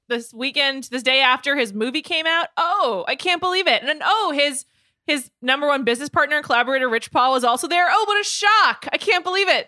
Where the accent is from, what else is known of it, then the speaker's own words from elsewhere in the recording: United States; I'm American